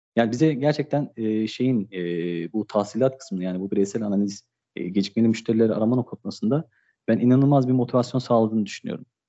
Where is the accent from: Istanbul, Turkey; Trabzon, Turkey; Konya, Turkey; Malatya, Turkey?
Istanbul, Turkey; 1988 İstanbul doğumluyum